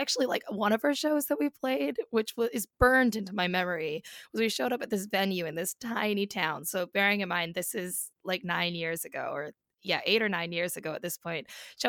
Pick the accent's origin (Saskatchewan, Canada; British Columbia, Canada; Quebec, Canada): British Columbia, Canada; Comox Valley, Vancouver Island; moved away as an adult; now in London, United Kingdom; I am from the Comox Valley on Vancouver Island, so the West Coast.